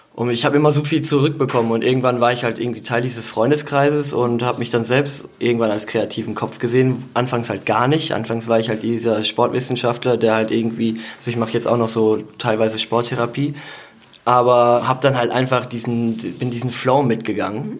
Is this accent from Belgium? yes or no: yes; Eupen, Wallonia, Belgium; moved away; ich komme aus Eupen